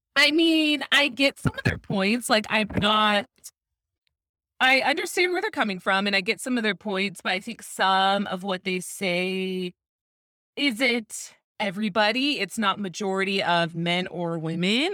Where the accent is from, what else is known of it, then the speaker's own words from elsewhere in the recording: Tucson, Arizona, United States; now in Phoenix, United States; I also live in Phoenix, but born and raised in Tucson